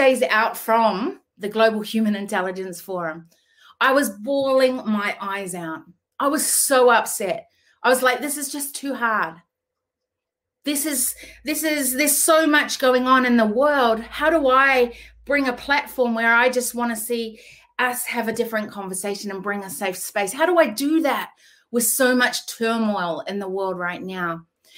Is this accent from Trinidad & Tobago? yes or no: no; New Zealand; now in Australia; I was born in New Zealand, but I live in Australia, have lived here over 20-something years.